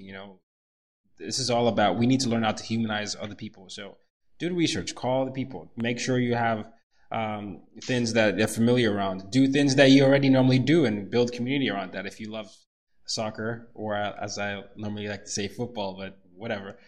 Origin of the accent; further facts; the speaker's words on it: Nigeria; also born or lived in Sweden; now in United States; I'm from Nigeria